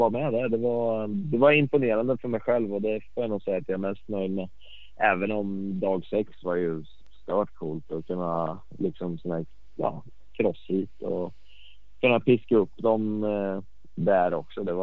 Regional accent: Sweden; Så att eh, sjukt coolt som svensk att kunna vinna det.

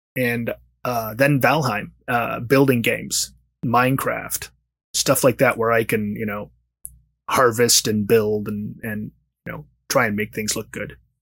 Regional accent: Washington, District of Columbia, United States; now in Los Angeles, United States; I'm originally from Washington, D C. I used to always say that's where I am from, but I've been in Los Angeles for significantly longer than I lived in D C.

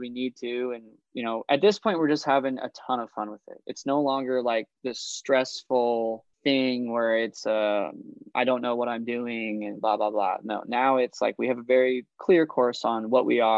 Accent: Idaho, United States; I'm from Idaho

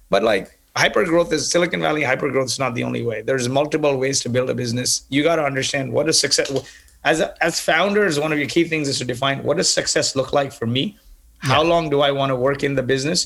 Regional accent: Kuwait; also born or lived in Canada; now in United States; I grew up in Kuwait in the Middle East, and they brought me to Canada. And after I finished engineering, I moved from Canada to the US.

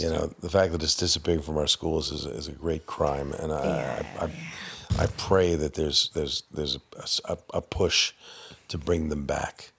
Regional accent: Canada; I'm Canadian.

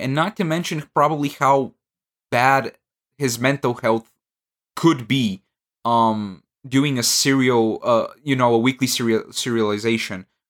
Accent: Bulgaria; English is a second language; I'm from Bulgaria

